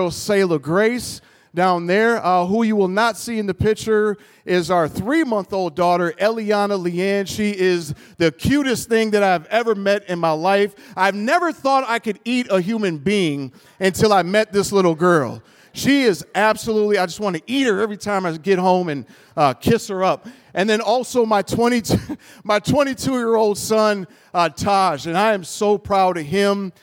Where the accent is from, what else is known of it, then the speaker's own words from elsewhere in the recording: Minneapolis, Minnesota, United States; now in Rochester, United States; Originally, I was born and raised in North Minneapolis